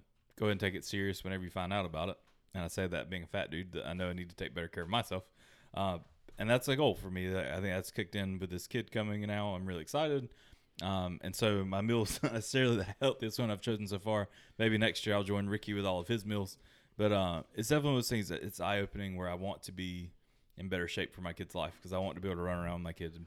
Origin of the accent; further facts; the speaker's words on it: United States; growing up in America